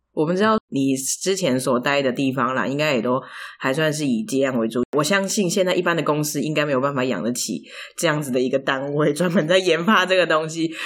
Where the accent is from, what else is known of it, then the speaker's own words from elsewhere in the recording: near Pingxi, New Taipei, Taiwan; moved away; 我老家在平西附近